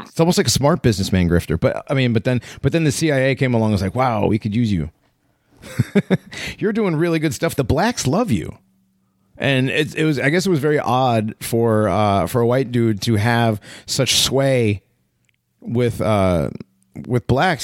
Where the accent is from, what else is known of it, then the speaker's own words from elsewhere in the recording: United States; As an American